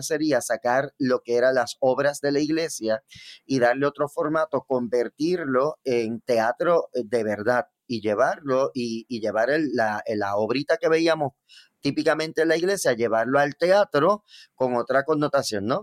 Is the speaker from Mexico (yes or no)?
no; Bayamón, Puerto Rico; yo soy natural de Bayamón, Puerto Rico, específicamente el barrio Santa Olaya.